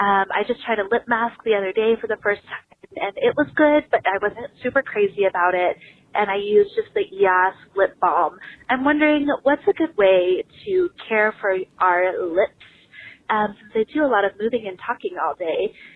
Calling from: Colorado, United States; I'm calling from Colorado.

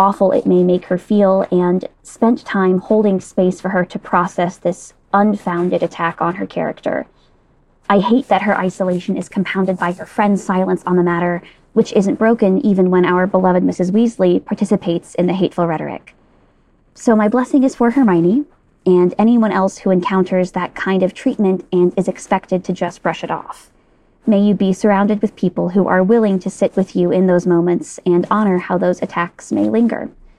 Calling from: New York City, New York, United States; I'm calling in from New York City.

